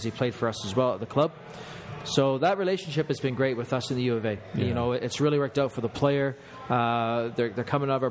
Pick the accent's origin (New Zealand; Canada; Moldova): Canada; as a Canadian coach